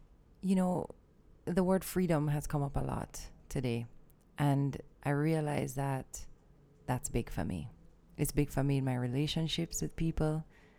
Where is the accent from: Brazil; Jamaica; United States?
Jamaica; I'm just Jamaican.